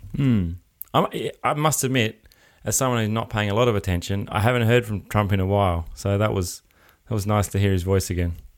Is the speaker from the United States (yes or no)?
no; Adelaide, South Australia, Australia; I'm from Adelaide